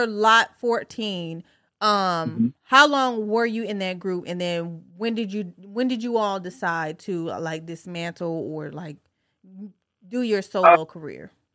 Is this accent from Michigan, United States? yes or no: yes; Detroit, Michigan, United States; now in Virginia Beach, United States; I'm from Detroit